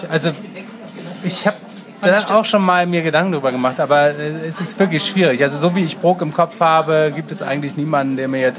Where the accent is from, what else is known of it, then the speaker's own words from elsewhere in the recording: Hamburg, Germany; Das sollte man als Hamburger schon wissen.